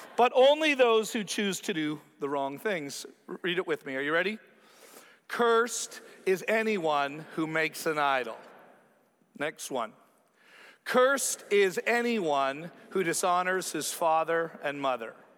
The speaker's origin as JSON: {"language": "English", "country": "Canada", "tie": "born or raised there", "said": "growing up a Canadian, where I have this huge country that I'm a part"}